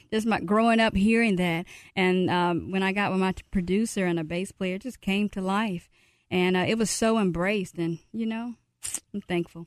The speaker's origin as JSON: {"language": "English", "region": "Mississippi", "country": "United States", "said": "I'm from Mississippi."}